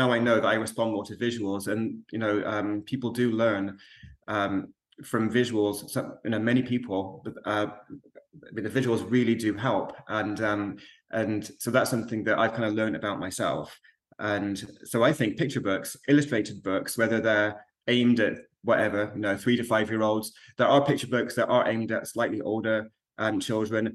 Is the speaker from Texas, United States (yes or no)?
no; Alamogordo, New Mexico, United States; I was raised in the States, in New Mexico, so I've got very fond memories of the school library in Alamogordo, which is where I lived